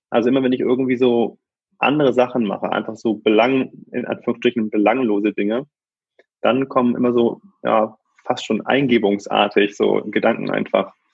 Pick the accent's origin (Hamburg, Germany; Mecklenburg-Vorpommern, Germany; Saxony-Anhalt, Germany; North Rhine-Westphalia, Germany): Hamburg, Germany; wir sind äh, aufgewachsen im Vorort von Hamburg ähm, in einem kleinen Einfamilienhaus mit einem schönen Garten